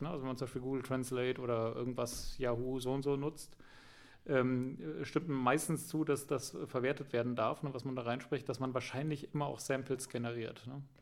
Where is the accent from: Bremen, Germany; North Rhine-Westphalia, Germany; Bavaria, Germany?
Bavaria, Germany; Ja, ja, genau, aber ich bin geboren und aufgewachsen im Allgäu, ne?